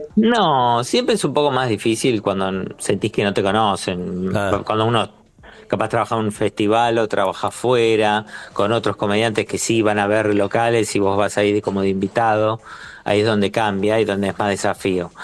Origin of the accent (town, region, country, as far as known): Buenos Aires, Argentina